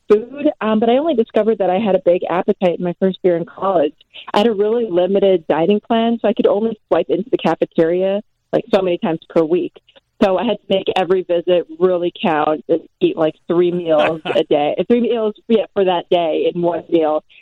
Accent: New York, United States; born there; sure, I was born in New York and I did my first year of college in New York

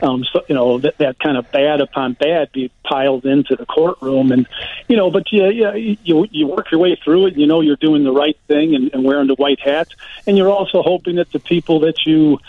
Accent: Chicago, Illinois, United States; as a kid growing up on the South Side, you know, I came from a family where we moved quite a bit, nine different times when I was a kid

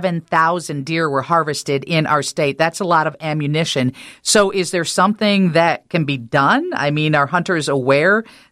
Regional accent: Illinois, United States; when I was young and growing up in Illinois

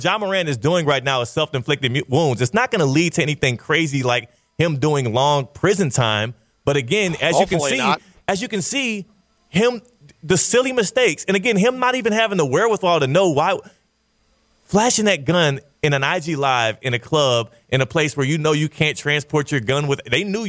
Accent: Missouri City, Texas, United States; I'm from Mo City, Texas, Southwest Houston. I grew up in the suburbs.

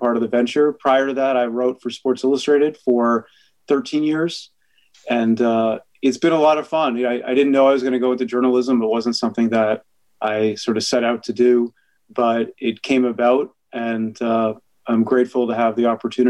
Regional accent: Massachusetts, United States; I'm at UNH and I'm from Massachusetts

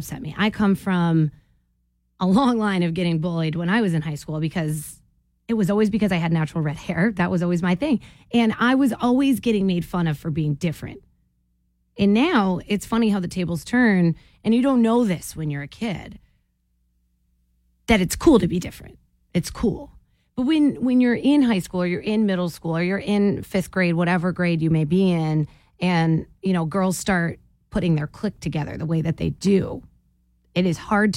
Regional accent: Maine, United States; My home state

